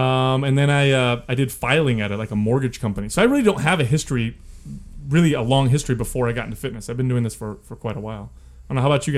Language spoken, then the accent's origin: English; Bay Area, California, United States; I grew up in California in the Bay Area